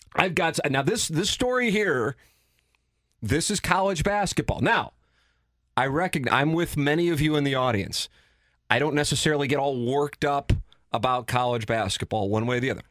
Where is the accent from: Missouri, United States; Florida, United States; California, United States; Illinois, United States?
Missouri, United States; St. Louis; I work at Cam over here in Saint Louis